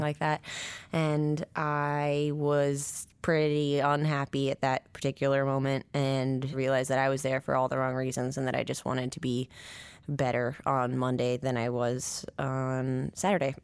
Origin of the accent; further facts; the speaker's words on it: Nine Mile, near Missoula, Montana, United States; born in Montana, in Missoula. Well, I grew up, like, an hour outside of Missoula, a place called Nine Mile at first